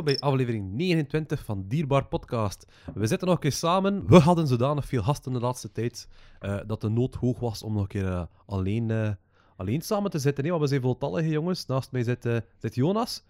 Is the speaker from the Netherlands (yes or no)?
no; West Flanders, Belgium; als West-Vlaming